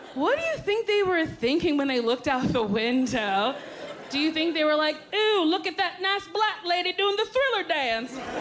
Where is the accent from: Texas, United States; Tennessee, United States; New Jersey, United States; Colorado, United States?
New Jersey, United States; I'm from New Jersey where it's illegal to pump it yourself